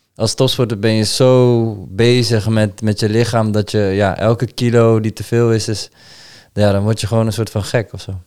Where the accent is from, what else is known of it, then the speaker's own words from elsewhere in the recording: Amsterdam, North Holland, Netherlands; now in Deventer, Netherlands; mijn geboorteplaats eh, gaan. Amsterdam